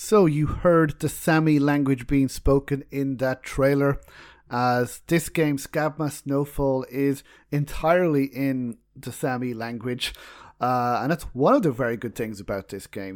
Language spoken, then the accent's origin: English; Ireland; We're both Irish